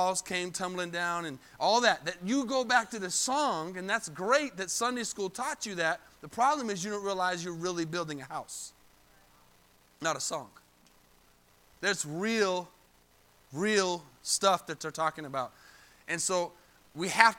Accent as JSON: {"language": "English", "region": "Arizona", "country": "United States", "moved": "yes", "lives_now": "Texas, United States", "said": "I'm from Arizona. I'm not from Texas."}